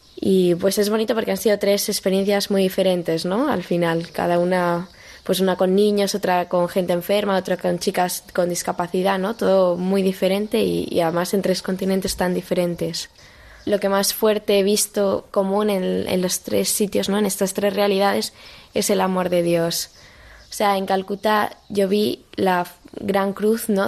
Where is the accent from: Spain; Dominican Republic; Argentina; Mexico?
Spain; Madrid, Community of Madrid; also born or lived in Boadilla del Monte; tengo 18 años y soy de Madrid